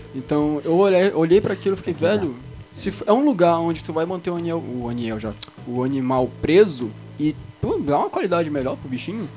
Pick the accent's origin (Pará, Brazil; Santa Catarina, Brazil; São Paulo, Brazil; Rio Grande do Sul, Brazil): Pará, Brazil; Belém; quem mora em Belém, eu sou de Belém